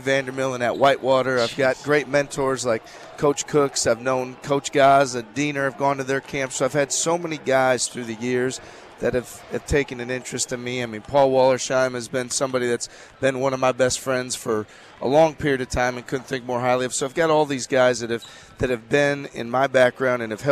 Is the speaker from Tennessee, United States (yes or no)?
no; Milwaukee, Wisconsin, United States; I have great sense of pride in being from the city